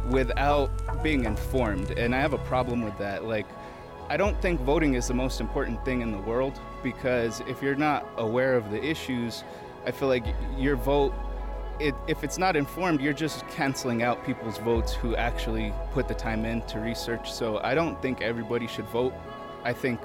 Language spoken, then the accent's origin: English; Taos, New Mexico, United States; now in Albuquerque, United States; I'm from Taos, New Mexico. I'm living here in Albuquerque, going to UNM.